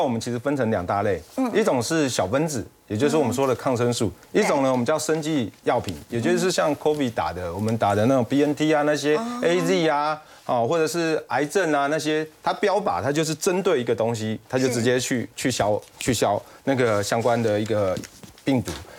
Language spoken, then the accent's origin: Chinese; Taiwan; 我们台湾这边呢，你就说有没有商机？